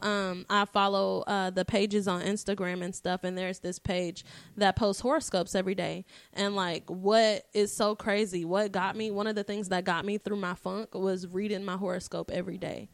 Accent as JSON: {"language": "English", "town": "Dallas", "region": "Texas", "country": "United States", "tie": "born or raised there", "said": "I was born in Dallas, Texas at one oh six A M"}